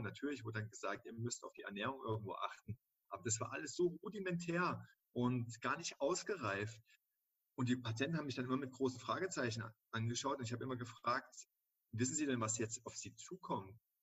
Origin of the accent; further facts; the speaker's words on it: Dresden, Saxony, Germany; moved away as an adult; also born or lived in Cologne; ich bin 36 Jahre alt und komme gebürtig aus Dresden